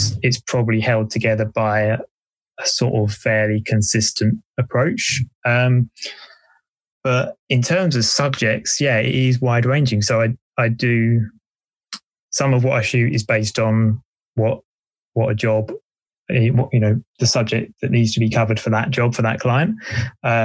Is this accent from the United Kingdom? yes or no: yes; Essex, East of England, United Kingdom; also born or lived in Wales; now in Bristol, United Kingdom; I grew up in Essex